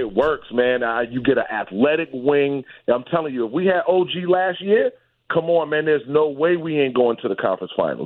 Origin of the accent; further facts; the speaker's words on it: New York City, New York, United States; now in Texas, United States; I'm from Brooklyn. I'm from Bed Stuy